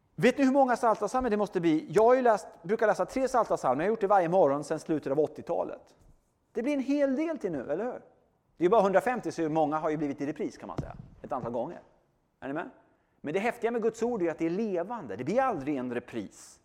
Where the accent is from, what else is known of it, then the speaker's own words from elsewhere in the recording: Sweden; bor i Sverige, jag är svensk och är kristen